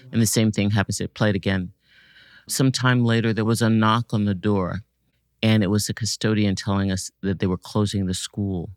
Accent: Washington, District of Columbia, United States; I grew up in Washington, D C, and, uh, was a student at the Duke Ellington Performing Arts High School

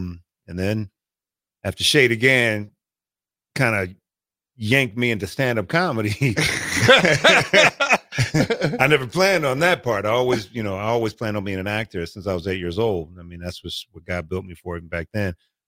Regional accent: Omaha, Nebraska, United States; moved away; No, I'm born and raised. I'm Nebraska bred, Omaha, Nebraska. From grade school, from Wakanda to Nathan Hale to I split high schools, Northwest and Creighton Prep

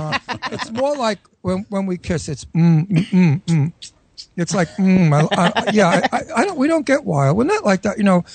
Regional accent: Genoa, Liguria, Italy; No, we're from Genoa, which is the north of Italy. And Genoa is the borderline of Nice.

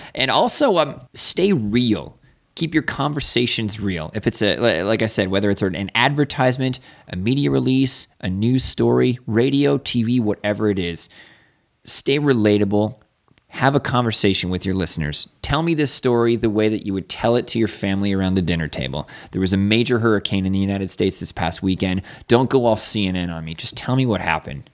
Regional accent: Niagara Falls, Ontario, Canada; moved away; I grew up in Niagara Falls

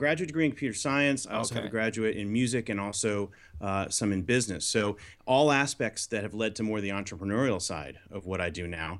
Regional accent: Florida, United States; So I grew up on the East Coast in Florida, which is kind of a unique place to grow up in the 70s and 80s, because obviously up the road is NASA.

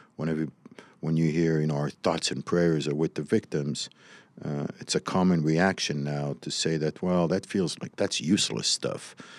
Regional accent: Morocco; now in United States; I was raised in Morocco

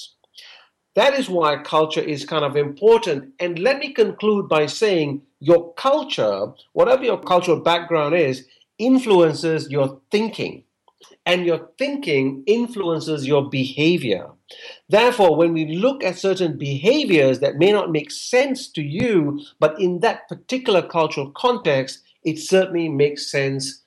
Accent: Malaysia; moved away; I'm Malaysian Indian. So as an Indian growing up in Malaysia

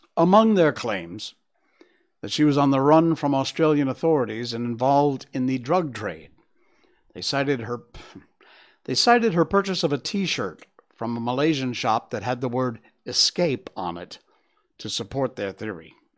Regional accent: United States; I'm an American

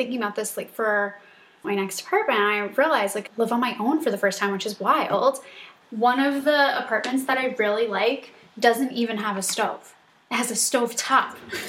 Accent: New York City, New York, United States; I'm from New York.

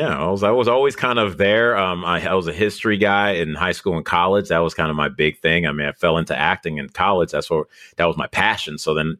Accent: New York, United States; born there; I was born in New York, so I was like, nah, I'm gonna always kind of lean this way.

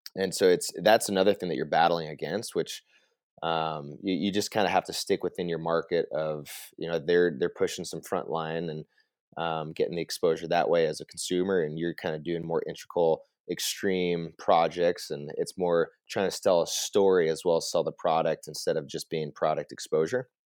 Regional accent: Vail, Colorado, United States; moved away as an adult; now in Whitefish, United States; born and raised in Vail, Colorado

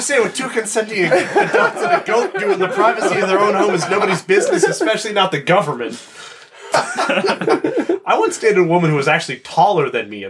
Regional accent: Nova Scotia, Canada; moved away; I grew up in Nova Scotia

